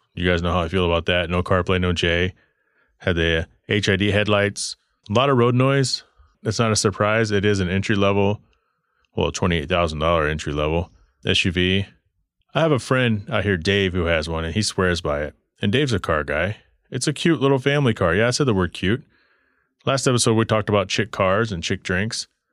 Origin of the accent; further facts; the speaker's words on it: Texas, United States; I remember growing up in Texas, crushing cans for money